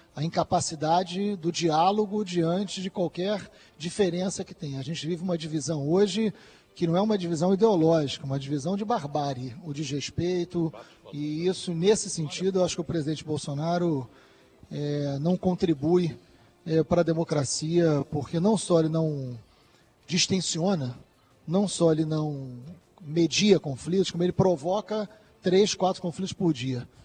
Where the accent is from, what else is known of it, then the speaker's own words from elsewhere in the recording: Rio de Janeiro, Brazil; no Rio de Janeiro, por exemplo, de onde eu venho